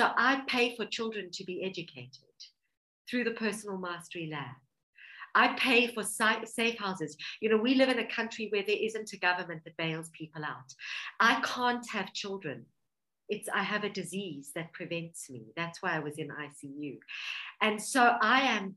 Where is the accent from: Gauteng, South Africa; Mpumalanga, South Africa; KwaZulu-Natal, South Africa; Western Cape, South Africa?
Gauteng, South Africa; Johannesburg; I was born in Johannesburg, South Africa. My parents were immigrants